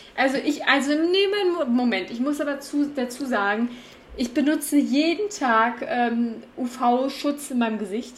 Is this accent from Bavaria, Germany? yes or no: no; Cologne, North Rhine-Westphalia, Germany; moved away; ich komme aus Köln